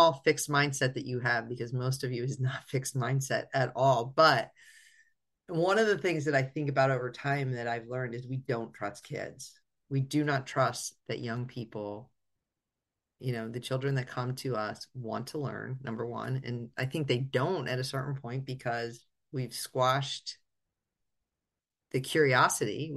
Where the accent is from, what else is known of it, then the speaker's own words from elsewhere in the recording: Northeast Pennsylvania, United States; moved away; also born or lived in California; we're from Northeast PA and it gets cold